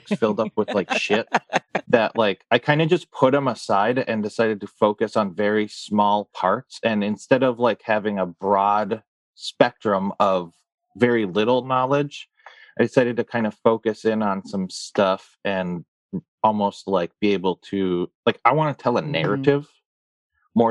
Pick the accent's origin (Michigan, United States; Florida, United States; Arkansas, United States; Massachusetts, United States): Michigan, United States; Hancock; I'm from Hancock, which is just on the other side of the Portage Canal